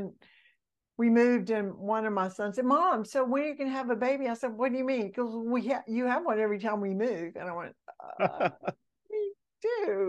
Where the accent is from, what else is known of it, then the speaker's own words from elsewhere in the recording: Mississippi, United States; born there; also born or lived in Alabama / Georgia / Florida; So I was born in Mississippi, and I've lived in Alabama and two places in Georgia and two places in Florida.